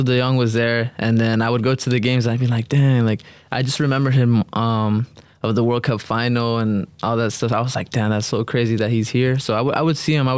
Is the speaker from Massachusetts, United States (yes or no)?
no; Los Angeles, California, United States; moved away; I was born in South Central